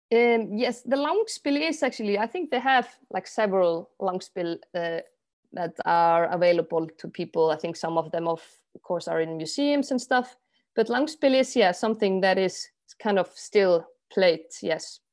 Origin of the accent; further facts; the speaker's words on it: Iceland; I'm from Iceland.